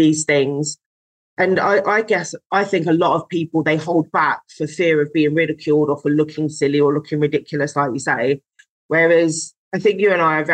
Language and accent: English; London, United Kingdom; I was born in London. And so I'm used to there being lots of people